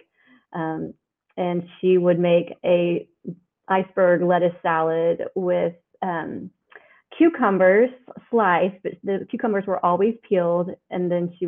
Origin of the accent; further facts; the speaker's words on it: Oklahoma, United States; I'm from Oklahoma. And so that my grandmother in Oklahoma I would see weekly